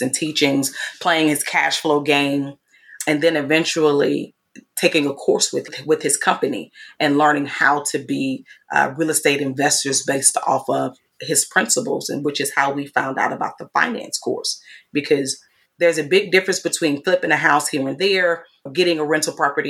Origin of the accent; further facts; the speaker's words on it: Mississippi, United States; moved away; I'm from Mississippi